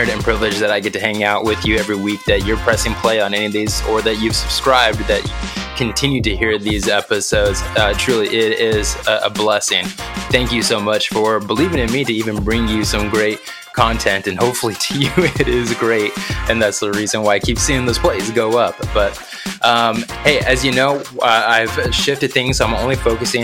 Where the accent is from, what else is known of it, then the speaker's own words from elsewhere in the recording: New Mexico, United States; I grew up in New Mexico